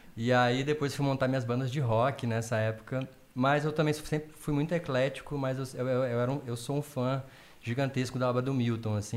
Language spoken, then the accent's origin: Portuguese; south of Minas Gerais, Brazil; Eu sou do sul de Minas, venho de família evangélica, é, sempre toquei na igreja